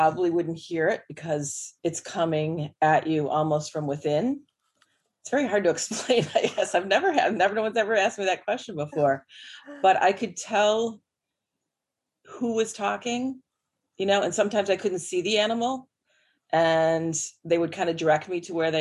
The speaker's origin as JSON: {"language": "English", "region": "Northern Illinois", "country": "United States", "tie": "born or raised there", "said": "I grew up in the Northern Illinois on the Wisconsin border"}